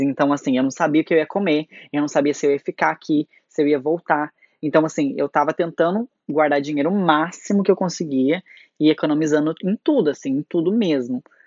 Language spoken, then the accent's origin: Portuguese; Brazil; moved away as an adult; also born or lived in Curitiba, Brazil; essa saudade do, do nosso povo, do nosso Brasil